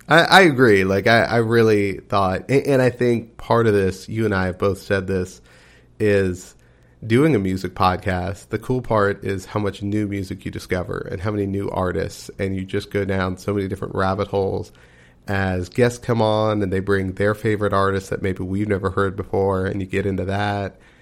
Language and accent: English; Texas, United States; I'm from Texas